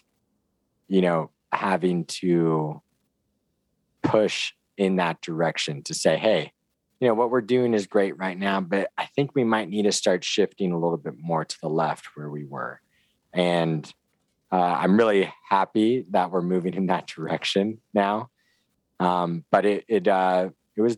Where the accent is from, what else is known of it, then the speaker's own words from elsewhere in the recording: San Diego, California, United States; I'm from San Diego originally